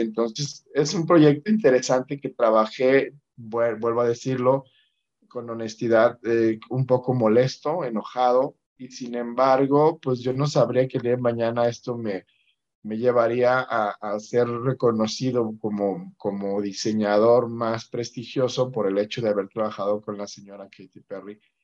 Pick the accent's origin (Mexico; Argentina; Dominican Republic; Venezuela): Mexico; como mexicanos